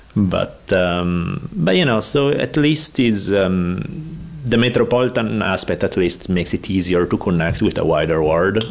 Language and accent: English; Italy; accent: Italian; English is a second language; moved away as an adult; now in United States; growing up in Italy, everyone else is Italian